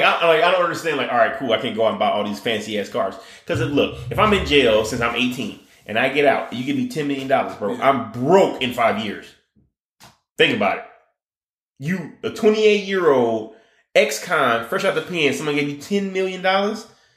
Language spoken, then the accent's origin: English; Detroit, Michigan, United States; Hey, look, growing up in Detroit, bro.